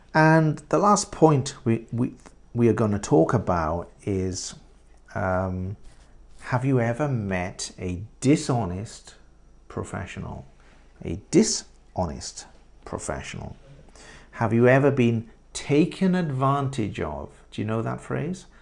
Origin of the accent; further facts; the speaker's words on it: England, United Kingdom; moved away as an adult; now in Japan; In England, we say estate agents